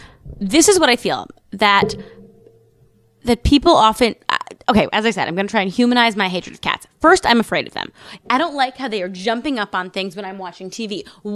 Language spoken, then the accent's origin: English; New York City, New York, United States; I grew up in New York City